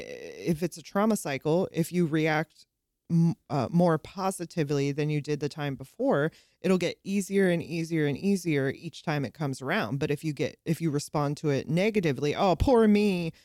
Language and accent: English; South San Francisco, California, United States; moved away; also born or lived in the South (US); I grew up in South San Francisco, California